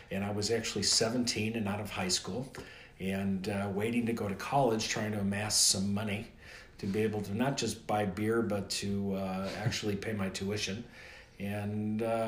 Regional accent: Chicago, Illinois, United States; moved away as an adult; I grew up in Chicago. Spent the first 19 years of my life in Chicago.

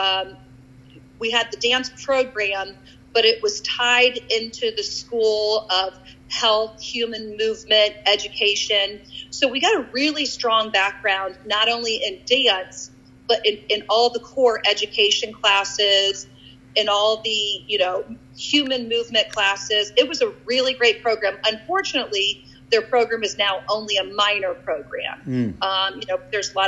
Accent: Lima, Ohio, United States; I graduated or went to Shawnee High School

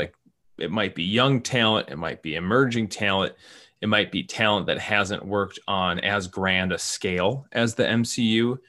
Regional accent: Minnesota, United States; I'm the Minnesotan

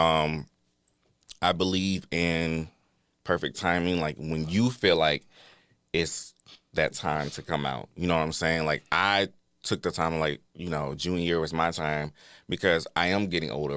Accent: Atlanta, Georgia, United States; I'm here from Atlanta, Georgia

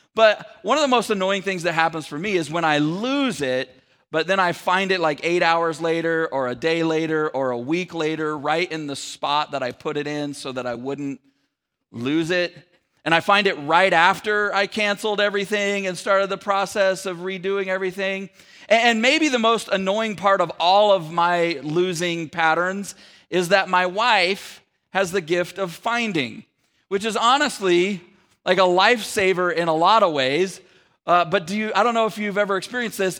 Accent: Sacramento, California, United States; moved away as an adult; also born or lived in San Francisco Bay Area; my wife and I moved from the San Francisco Bay Area to the Sacramento area back, uh, where we were from

